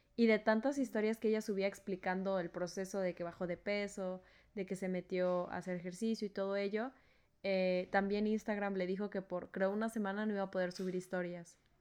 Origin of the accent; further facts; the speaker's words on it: Culiacán, Sinaloa, Mexico; moved away; also born or lived in Veracruz; en Culiacán, de donde yo soy